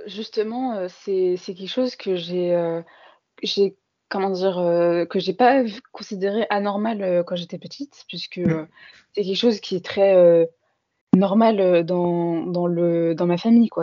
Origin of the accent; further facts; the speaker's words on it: Paris suburbs, Île-de-France, France; j'ai toujours grandi en France dans un quartier populaire de banlieue parisienne